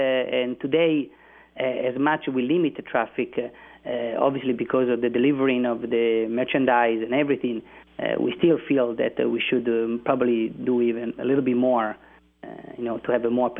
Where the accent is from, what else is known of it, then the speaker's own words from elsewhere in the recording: Siena, Tuscany, Italy; Well, to other Italians, if they ask me from where are you from, I don't say I'm from Tuscany, I say I'm from Siena.